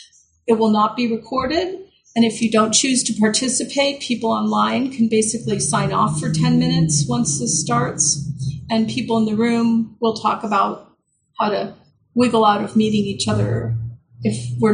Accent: United States; we are American

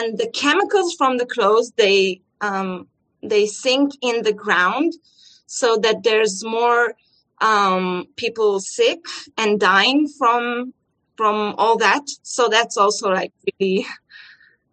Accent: Israel; I'm from Israel

